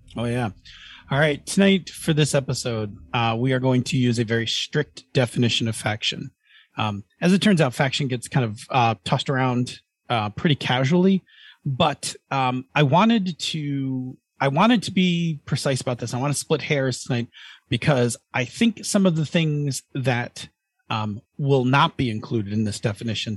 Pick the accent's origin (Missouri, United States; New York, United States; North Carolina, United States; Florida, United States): New York, United States; Buffalo; we're from Buffalo